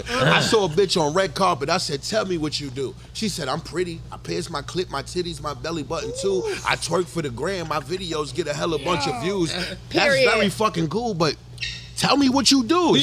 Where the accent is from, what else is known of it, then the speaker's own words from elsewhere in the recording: New York City, New York, United States; I'm from Harlem